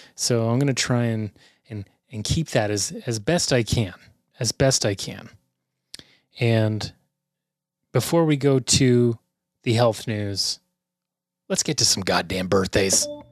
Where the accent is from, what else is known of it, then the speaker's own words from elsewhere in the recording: Canada; We are the Canadian content